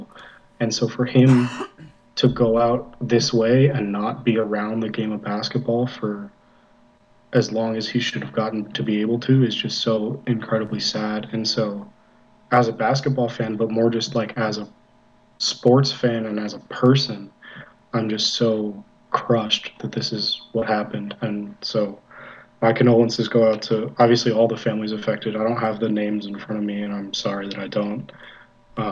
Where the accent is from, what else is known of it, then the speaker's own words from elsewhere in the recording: Southern California, United States; also born or lived in Arizona; I grew up in Southern California